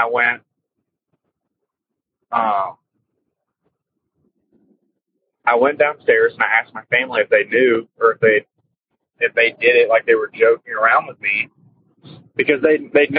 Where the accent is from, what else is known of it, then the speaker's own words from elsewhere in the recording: Texas, United States; I'm from Texas